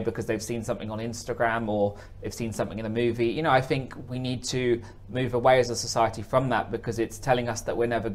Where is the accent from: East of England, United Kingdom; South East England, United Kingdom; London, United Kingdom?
East of England, United Kingdom; Hertfordshire; moved away as an adult; also born or lived in Korea; I'm from Hertfordshire